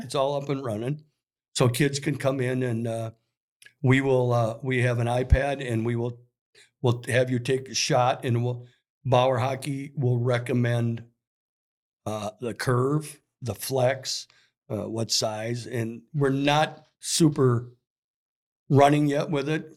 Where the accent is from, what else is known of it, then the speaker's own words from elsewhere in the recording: South St. Paul, Minnesota, United States; when I grew up in South Saint Paul, I went to a Polish church.